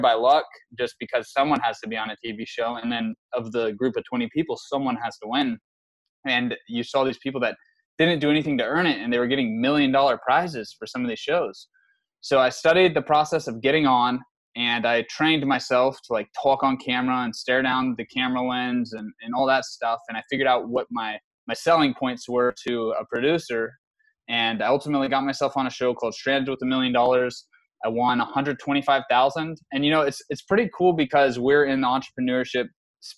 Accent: San Antonio, Texas, United States; also born or lived in Lubbock, Texas; I'm from San Antonio originally

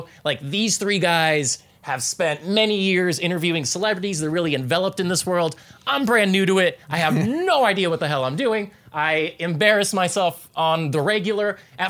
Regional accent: Fresno, California, United States; moved away as an adult; now in Los Angeles, United States; I'm from Fresno, the Central Valley.

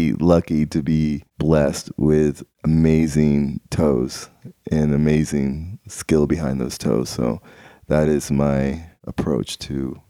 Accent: Maryland, United States; born there; I was born in Maryland in 1972. I was born severely disabled.

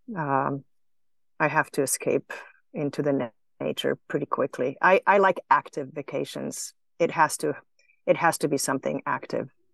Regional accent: Slovenia; moved away; I grew up in former Yugoslavia, uh, in a small little country on a northwest corner in Slovenia bordering Italy and Austria

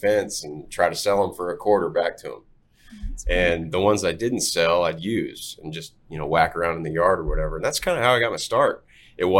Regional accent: Fort Worth, Texas, United States; I grew up in Fort Worth, went to Pascal

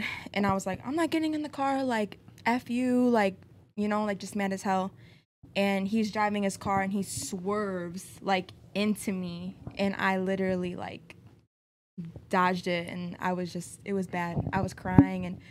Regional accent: Lake in the Hills, Illinois, United States; also born or lived in Chicago, Illinois; I'm from Lake in the Hills

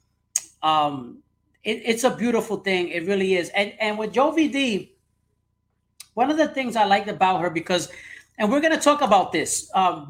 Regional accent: New York City, New York, United States; growing up in New York City

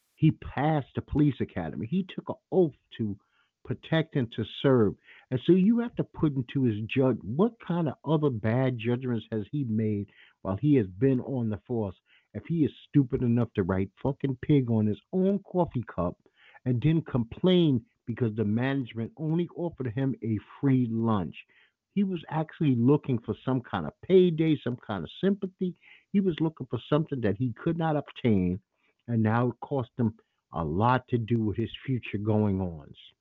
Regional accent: New York City, New York, United States; I'm from Bed-Stuy, Brooklyn.

